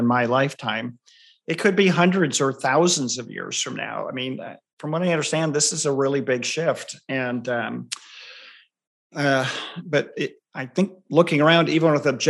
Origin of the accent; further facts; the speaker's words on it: Southern California, United States; I grew up in Southern California.